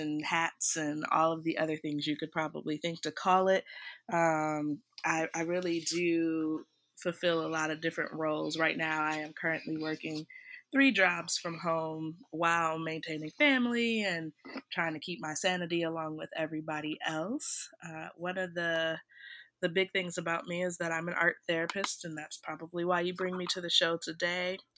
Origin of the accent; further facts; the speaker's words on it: Beloit, Wisconsin, United States; moved away as an adult; also born or lived in Maryland / Washington, D.C.; I'm from Beloit, Wisconsin. I'm excited to share my little hometown with everybody in the world